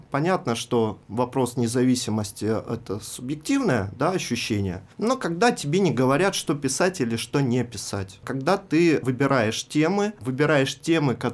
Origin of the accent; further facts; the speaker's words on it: Rostov-on-Don, Rostov Oblast, Russia; also born or lived in Belarus; Я родился в Беларуси, но э, с нуля лет живу в Ростове.